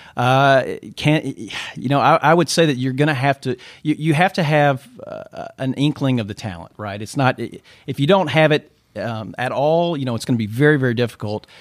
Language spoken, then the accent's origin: English; Mansfield, Louisiana, United States; I grew up, uh, just south of Shreveport, Louisiana, in a little town called Mansfield